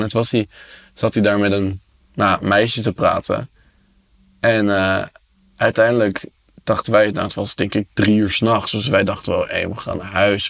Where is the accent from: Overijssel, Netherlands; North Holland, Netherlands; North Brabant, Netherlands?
North Holland, Netherlands; Amsterdam; ik kom uit Amsterdam